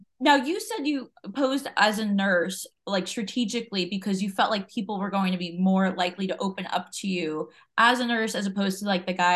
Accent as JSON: {"language": "English", "area": "Jersey Shore", "region": "New Jersey", "country": "United States", "said": "that's where I'm from"}